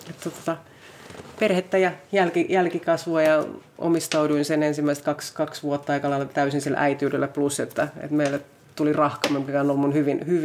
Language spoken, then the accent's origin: Finnish; Finland; mä olin sieltä maaseudulta kotoisin